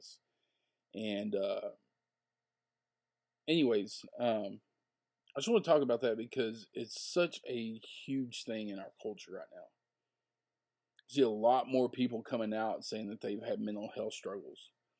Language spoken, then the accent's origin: English; the South, United States; where I grew up in the South.